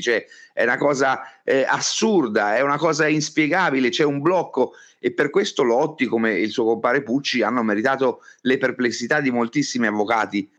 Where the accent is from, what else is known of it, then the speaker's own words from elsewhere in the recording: Florence, Tuscany, Italy; Io sono nato a Firenze, quindi, mm, ci ho vissuto dentro